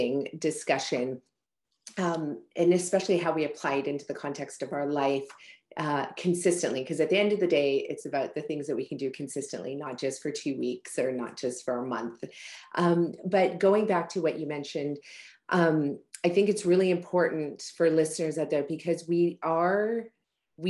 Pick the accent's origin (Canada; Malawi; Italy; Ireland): Malawi; moved away; my home country in Malawi, Africa